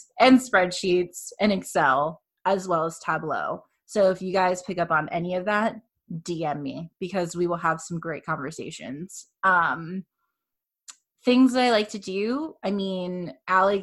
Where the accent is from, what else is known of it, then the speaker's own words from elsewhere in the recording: Fort Myers, Florida, United States; moved away as an adult; now in Orlando, United States; I'm not originally from Orlando. I'm a down south kind of girl, Fort Myers area, but I came up here to go to UCF